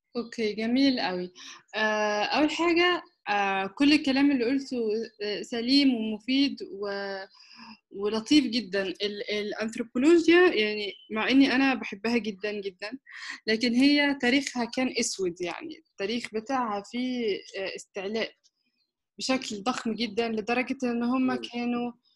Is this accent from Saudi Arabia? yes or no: no; Egypt; also born or lived in Istanbul, Turkey / United Kingdom